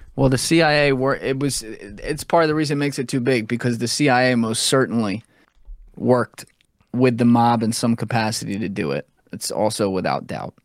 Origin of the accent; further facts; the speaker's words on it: United States; as an American